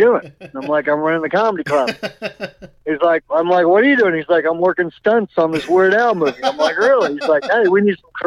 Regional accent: Oklahoma, United States; moved away as an adult; also born or lived in Los Angeles; I'm from Oklahoma, first time

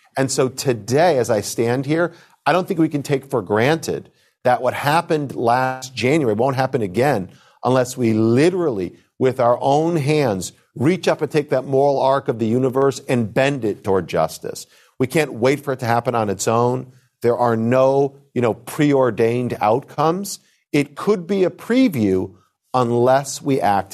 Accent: United States; as an American Jew, as the grandson of a Holocaust survivor from Germany

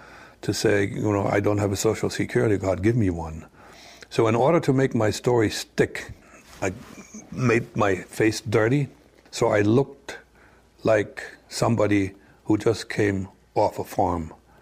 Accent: Orange, New Jersey, United States; I'm originally from New Jersey. I was born in Orange. That's it. American. Nobody ever questioned that. People would question you have an accent. But my comeback was, yeah, my mother was German, and we spoke a lot of German at home.

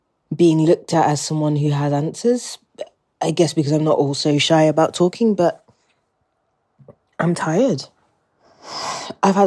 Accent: England, United Kingdom; accent: British; where I grew up, which was predominantly white neighbourhoods in England

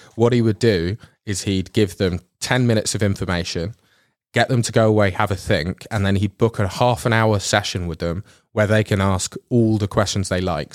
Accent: England, United Kingdom; now in Netherlands; I'm from England

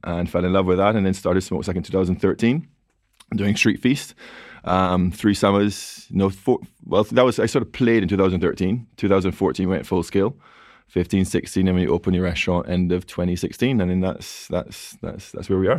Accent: Barbados; now in London, United Kingdom; I'm from Barbados, so, you know, twenty-seven degrees Celsius, you grew up outdoors

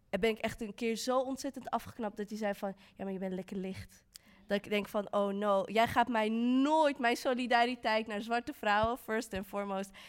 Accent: Utrecht, Netherlands; Ik ben opgegroeid in Utrecht

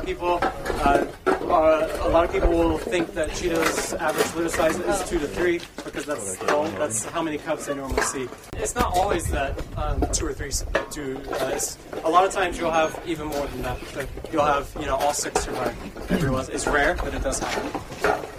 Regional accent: Georgia, United States; moved away as an adult; now in Namibia; I'm from Georgia. I'm from the States.

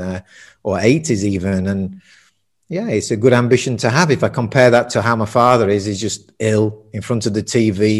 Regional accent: Sheffield, Yorkshire and the Humber, United Kingdom; also born or lived in Germany; now in Tenerife, Spain; I'm from, as you can probably tell, I'm from Sheffield, north of England, working class town, steel city

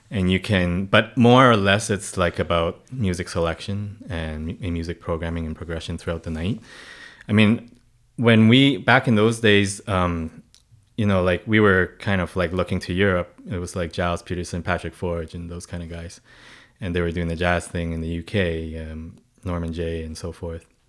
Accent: Hong Kong; now in Canada; I was born and raised in Hong Kong

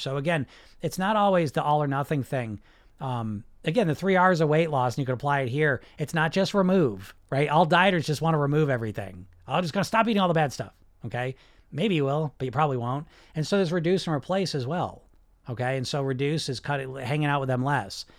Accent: New Jersey, United States; I grew up in New Jersey

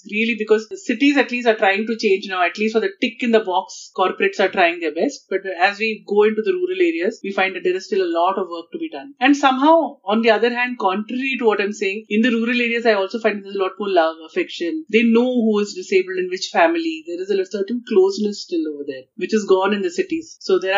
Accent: Kerala, India; maybe because I'm from Kerala and uh, uh, Ayurveda is in my blood

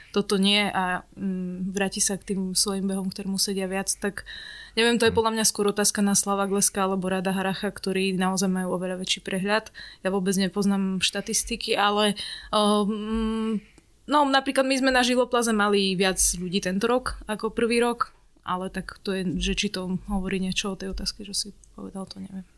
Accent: Stará Ľubovňa, Prešov Region, Slovakia; now in Bratislava, Slovakia; ja som zo Starej Ľubovne

